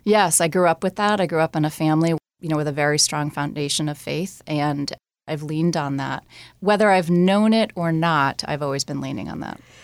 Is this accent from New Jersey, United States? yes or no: yes; New Jersey, United States; moved away; I grew up in New Jersey